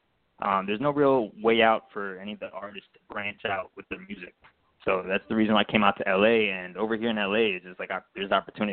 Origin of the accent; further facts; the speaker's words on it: Harrisburg, Pennsylvania, United States; moved away as an adult; also born or lived in New Jersey; now in Los Angeles, United States; I was born in Jersey, and I still got a couple siblings that live in Jersey, but I was mainly raised in Harrisburg, Pennsylvania